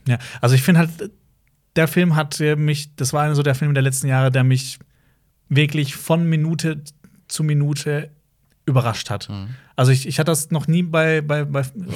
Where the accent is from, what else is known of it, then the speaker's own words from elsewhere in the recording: Baden-Württemberg, Germany; Obwohl wir alle aus dem gleichen Bundesland kommen